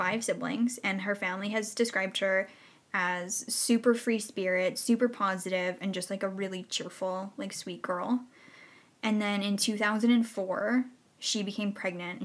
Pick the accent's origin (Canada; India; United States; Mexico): Canada; Innisfail, Alberta; I was born and raised in Innisfil, Alberta